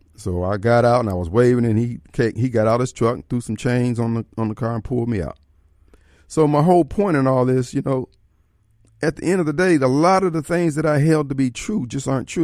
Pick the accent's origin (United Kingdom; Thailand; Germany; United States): United States; Decatur, Illinois; I grew up in Decatur, Illinois